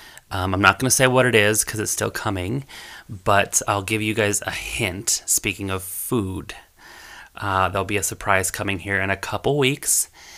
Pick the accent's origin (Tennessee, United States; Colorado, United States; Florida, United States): Colorado, United States; Pueblo; I grew up in Pueblo, that's where I went to high school